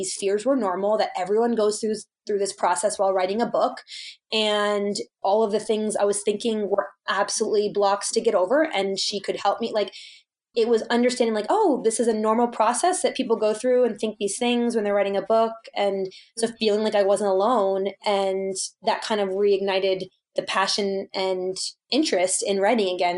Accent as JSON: {"language": "English", "region": "East Coast", "country": "United States", "tie": "born or raised there", "moved": "yes", "lives_now": "Colorado, United States", "said": "I grew up on the East Coast"}